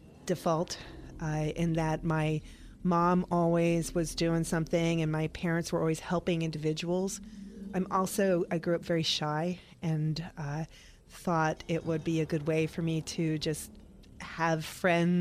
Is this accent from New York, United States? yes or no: yes; New York, United States; now in Tampa, United States; I'm a mutt from New York